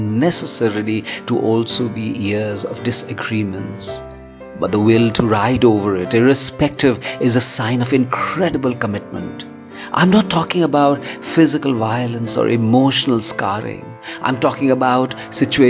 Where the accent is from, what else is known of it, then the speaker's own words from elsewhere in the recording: India; I'm a poet from India.